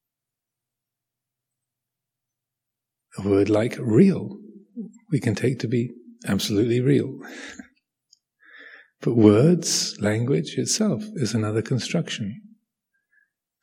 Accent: Kent, South East England, United Kingdom; I was born in Kent, England

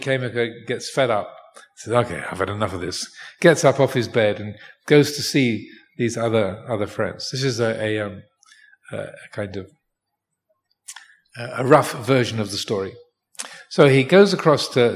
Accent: England, United Kingdom; now in Thailand; born in England

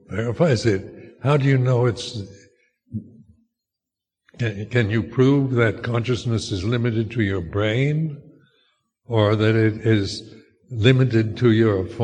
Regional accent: United States; my cultural conditioning of being American in my generation

